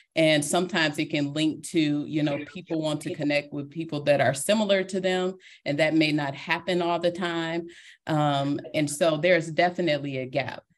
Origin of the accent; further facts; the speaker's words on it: Detroit, Michigan, United States; I am a girl from Detroit, Michigan, and that will always be part of me